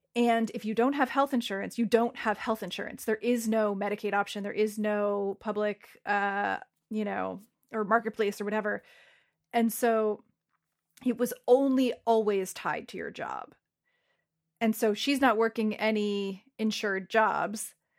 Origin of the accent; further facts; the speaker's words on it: Saddle Brook / Glen Rock, Northern New Jersey, United States; I moved from Saddleburg to Glen Rock between, uh, middle school and high school